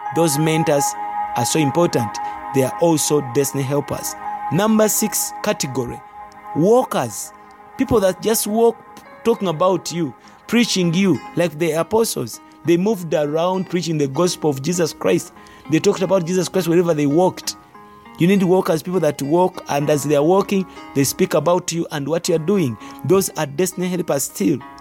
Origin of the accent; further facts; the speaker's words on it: Uganda; our country is a third world country, but Uganda is in Africa. That's where we come from